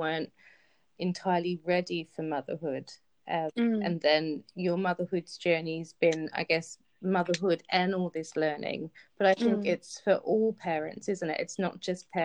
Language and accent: English; Australia; now in London, United Kingdom; growing up in Australia